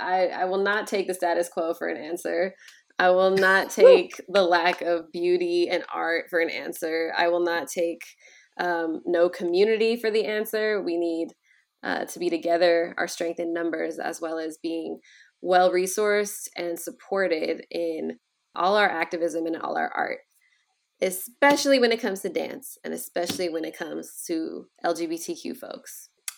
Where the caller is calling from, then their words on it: San Jose, California, United States; I am calling in from the ever-changing, ever-interesting Bay Area, California, San Jose in particular.